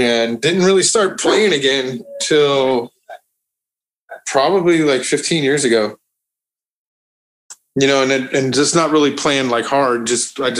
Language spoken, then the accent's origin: English; Long Beach, California, United States; growing up in Long Beach was fun